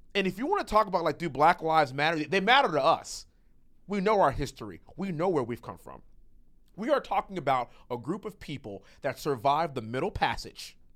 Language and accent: English; United States; we Americans